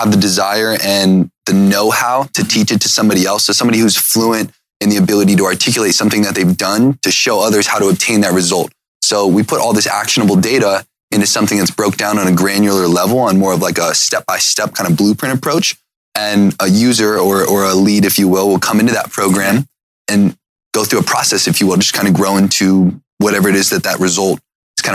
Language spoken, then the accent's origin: English; Cuyahoga Falls, Ohio, United States; moved away; I grew up in Ohio, in Cuyahoga Falls